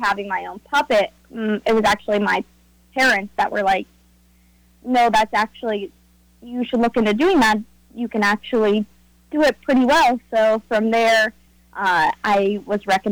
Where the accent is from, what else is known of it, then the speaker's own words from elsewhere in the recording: Nelsonville, Ohio, United States; I've been born and raised in Nelsonville, Ohio